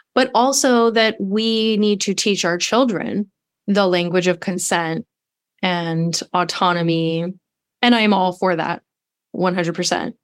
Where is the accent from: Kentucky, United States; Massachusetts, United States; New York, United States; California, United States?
California, United States; Los Angeles; I was raised in Los Angeles by a mother